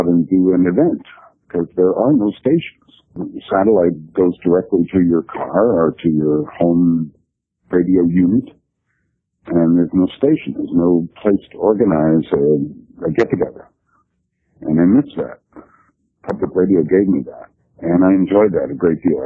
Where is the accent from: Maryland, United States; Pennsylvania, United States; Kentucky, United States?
Kentucky, United States; Louisville; I'm a native of Kentucky. I'm from Louisville, the big town in Kentucky